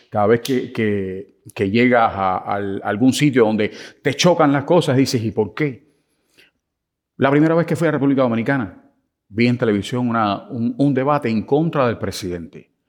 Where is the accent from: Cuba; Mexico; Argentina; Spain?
Cuba; Fíjate que yo vengo de Cuba.